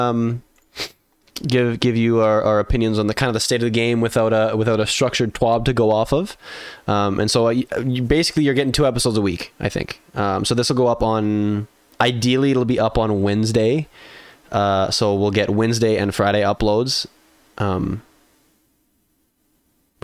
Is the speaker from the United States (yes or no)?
no; Canada; I'm in Canada. I'm in the like very center of Canada